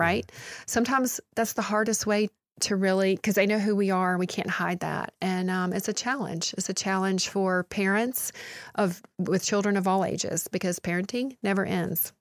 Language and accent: English; United States; as American Christians